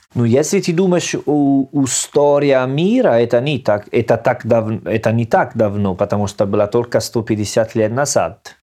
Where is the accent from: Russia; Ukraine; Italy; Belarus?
Italy; Salerno, Campania; accent: Salernitano; Russian is a second language; moved away; Я из Салерно